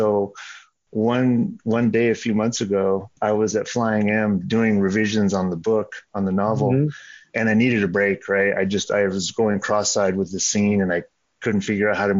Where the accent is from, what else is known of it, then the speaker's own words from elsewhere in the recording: San Jose, California, United States; moved away as an adult; also born or lived in Bloomington, Indiana / Chicago area / Ann Arbor, Michigan / Oregon; now in Boise, United States; I grew up in San Jose, California